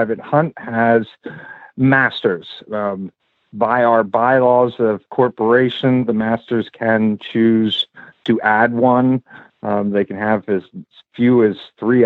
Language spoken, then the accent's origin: English; Unionville, Pennsylvania, United States; moved away as an adult; now in South Carolina, United States; I grew up in Unionville, Pennsylvania.